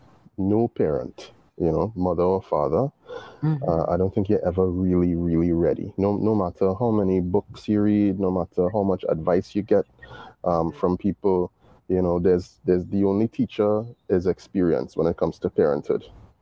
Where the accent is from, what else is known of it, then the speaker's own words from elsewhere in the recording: Trinidad & Tobago; being Caribbean, being West Indian, and being born in the time that I was born